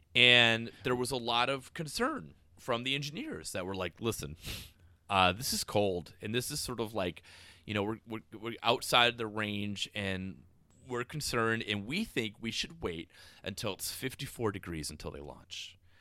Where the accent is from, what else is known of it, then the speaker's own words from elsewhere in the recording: Spooner, Wisconsin, United States; I was from Spooner. There was no diversity